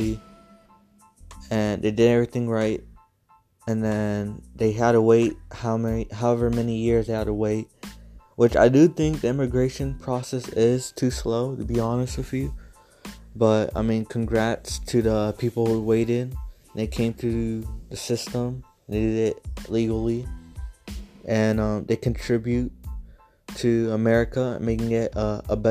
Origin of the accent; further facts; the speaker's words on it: San Antonio, Texas, United States; I'm from Texas, San Antonio, to be exact